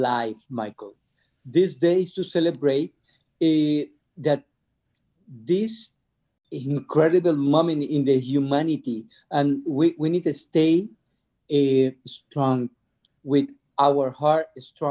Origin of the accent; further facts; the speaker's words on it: Venezuela; I'm from Venezuela